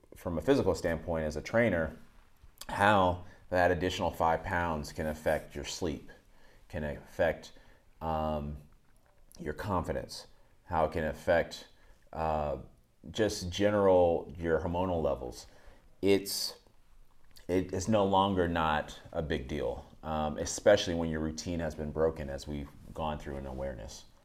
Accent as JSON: {"language": "English", "region": "Northern Virginia", "country": "United States", "tie": "born or raised there", "also_born_or_lived": "Atlanta, Georgia", "said": "I was born in Atlanta, but I grew up in, from when I was twelve, eleven. When I was eleven till through twen-, about twenty, I, I lived in Virginia, Northern Virginia, right outside the D C area"}